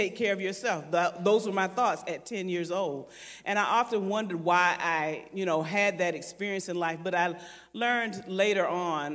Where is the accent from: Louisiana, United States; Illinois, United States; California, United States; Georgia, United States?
Georgia, United States; Savannah; I was born at Georgia Infirmary Hospital, grew up in West Savannah